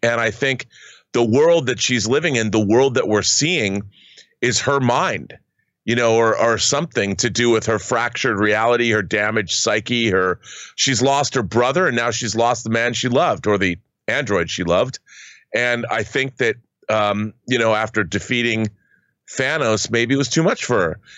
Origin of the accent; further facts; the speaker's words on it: Washington, United States; in Washington State, in my home state